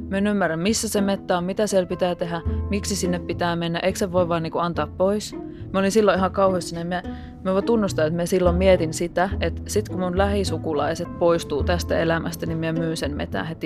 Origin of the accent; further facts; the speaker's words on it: Lappeenranta, South Karelia, Finland; now in Helsinki, Finland; Mä oon alun perin Lappeenrannasta, mutta mä oon asunut aika ison osan tästä aikuiselämästä täällä Helsingissä.